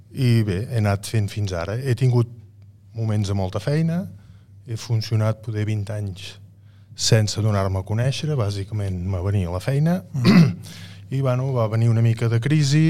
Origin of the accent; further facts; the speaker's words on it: La Cellera de Ter, Catalonia, Spain; jo sóc de la Cellera